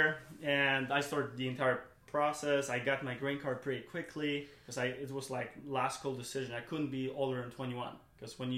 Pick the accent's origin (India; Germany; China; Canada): Germany; English is a second language; moved away as an adult; also born or lived in Poland; now in United States; I was growing up in Germany, went to school there.